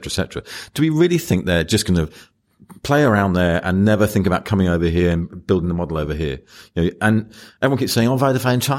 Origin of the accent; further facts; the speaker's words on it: United Kingdom; I'm British.